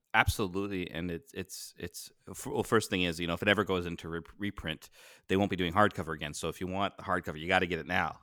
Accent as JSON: {"language": "English", "country": "Canada", "said": "up here in Canada"}